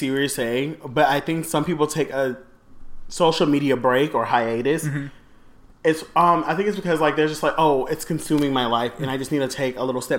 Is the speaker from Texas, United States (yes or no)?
yes; Houston, Texas, United States; I'm from Houston, Texas.